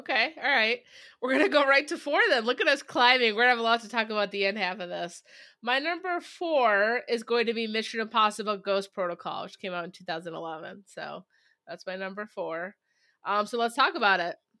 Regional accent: Syracuse, New York, United States; Syracuse, uh, which we appreciate as our hometown

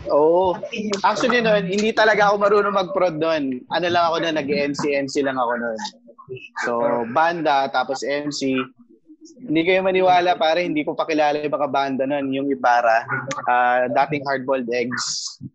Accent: Isabela, Cagayan Valley, Philippines; now in Manila, Philippines

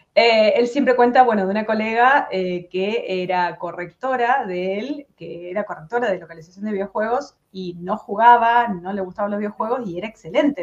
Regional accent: San Francisco, Córdoba, Argentina; moved away as an adult; yo soy de San Francisco, está tres horas de la capital

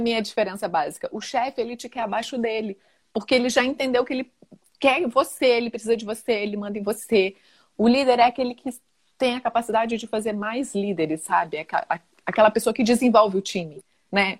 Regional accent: interior of Minas Gerais, Brazil; moved away; also born or lived in Rio de Janeiro; eu sou do interior de Minas e tinha ido para o Rio

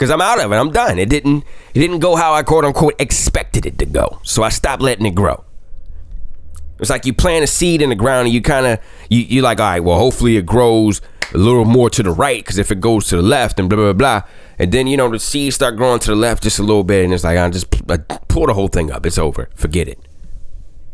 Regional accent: Washington, District of Columbia, United States; moved away as an adult; also born or lived in Buffalo / Indianapolis / Baltimore; doing morning radio in my hometown of DC

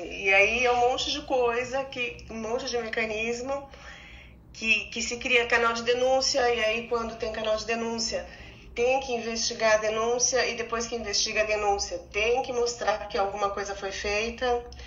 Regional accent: Águas de Lindóia, São Paulo, Brazil; Águas de Lindóia, eu sou de Águas de Lindóia

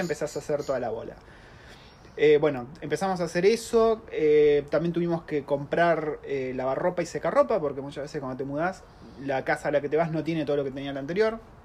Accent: Argentina; now in New Zealand; una familia argentina viviendo en Nueva Zelanda ya hace tres años

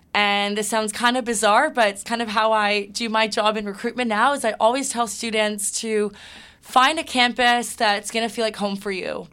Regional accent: Toronto, Ontario, Canada; also born or lived in Hamilton; I'm born and raised in Toronto.

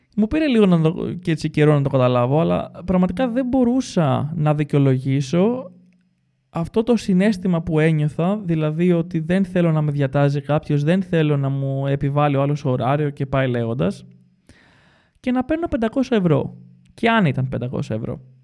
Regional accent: Greece; moved away; έφυγα από την Ελλάδα σε σχετικά μικρή ηλικία

